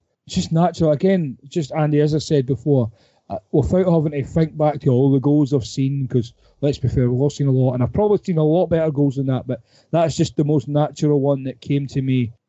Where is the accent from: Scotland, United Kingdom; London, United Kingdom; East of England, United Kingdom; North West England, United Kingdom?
Scotland, United Kingdom; I'm Scottish.